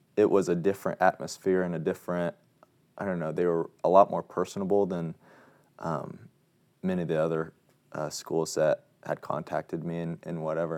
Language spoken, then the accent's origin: English; Wabash, Indiana, United States; I'm from Wabash, Indiana